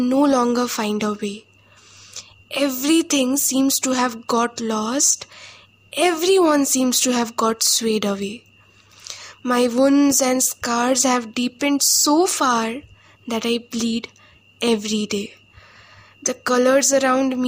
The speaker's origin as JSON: {"language": "English", "region": "West Bengal", "country": "India", "said": "from West Bengal"}